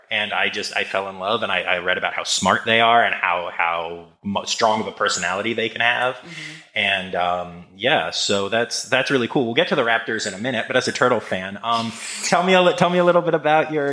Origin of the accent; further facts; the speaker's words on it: Harrisburg, Pennsylvania, United States; also born or lived in Philadelphia area, Pennsylvania; I'm, I'm from Pennsylvania. Oh, I, oh, nice. I grew up in the Harrisburg area, uh, graduated from Penn State, and, and live uh, outside of Philadelphia